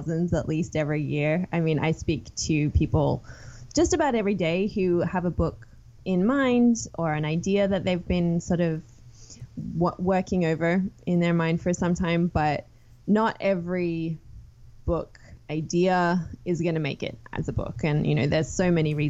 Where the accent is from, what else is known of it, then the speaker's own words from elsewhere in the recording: Sydney, New South Wales, Australia; moved away as an adult; I grew up in Sydney, one of four kids. I left Australia after finishing university